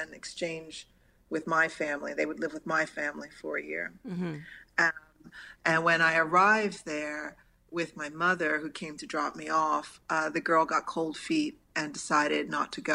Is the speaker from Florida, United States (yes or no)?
no; Villanova, Pennsylvania, United States; moved away as an adult; also born or lived in Chester, Pennsylvania / France; Villanova is where I went to high school. And so I grew up out there my entire life